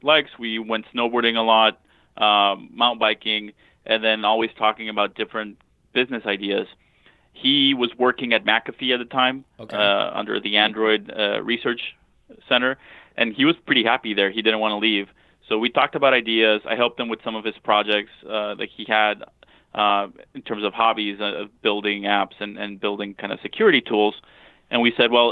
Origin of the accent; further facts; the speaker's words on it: Monterrey, Nuevo León, Mexico; moved away as an adult; now in United States; I grew up in Monterrey, Mexico